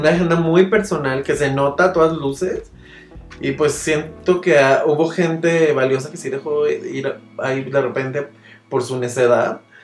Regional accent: Mexico

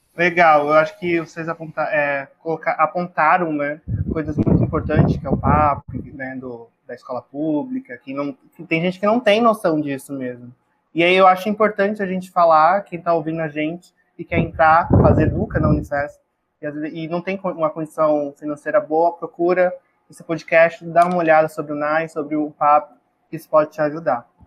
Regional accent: Baixada Santista, São Paulo, Brazil; eu sou daqui da Baixada, eu também nunca fui no aquário de Santos

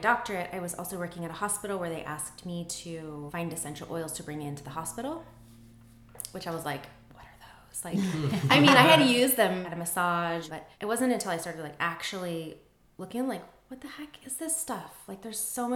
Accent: Pocatello, Idaho, United States; So I grew up in Pocatello, Idaho

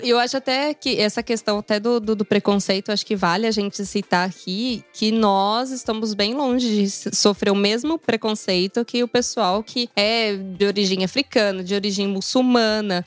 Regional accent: Brazil; moved away as an adult; eu sou do Brasil

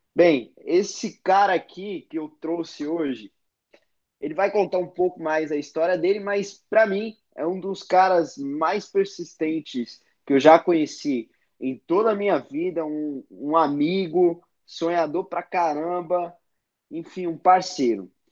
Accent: São Paulo, Brazil; que também é a minha quebrada

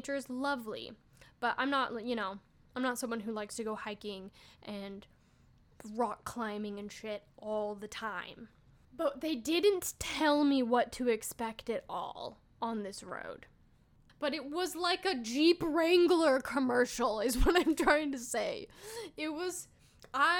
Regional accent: Idaho, United States; I grew up here in Idaho.

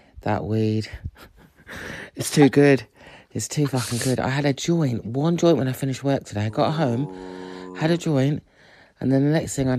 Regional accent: Nottingham, East Midlands, United Kingdom; I'm from Nottingham. I was born in Nottingham

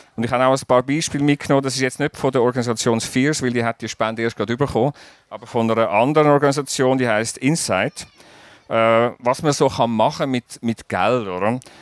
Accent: Zurich, Switzerland; als Zürcher in Basel

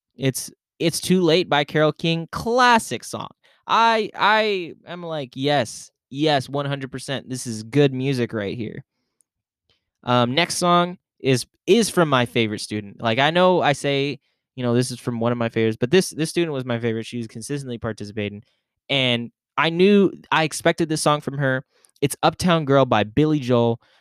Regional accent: Philippines; I'm Filipino

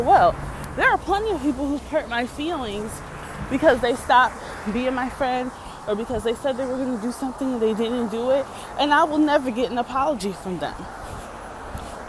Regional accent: New York City, New York, United States; also born or lived in Yonkers; I am somebody from the Bronx and Harlem. I am somebody from the hood.

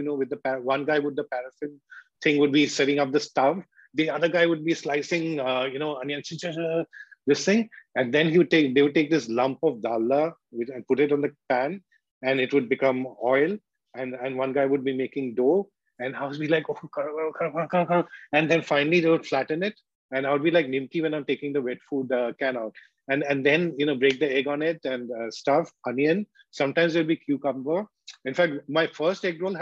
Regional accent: Kolkata, West Bengal, India; moved away as an adult; also born or lived in Mumbai; food when we were growing up in Calcutta, street food

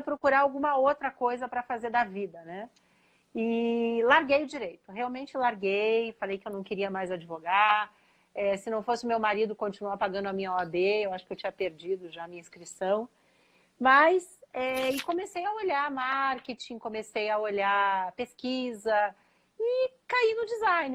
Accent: Curitiba, Paraná, Brazil; moved away as an adult; also born or lived in São Paulo; eu sou curitibana, né? Filha da PUC Paraná

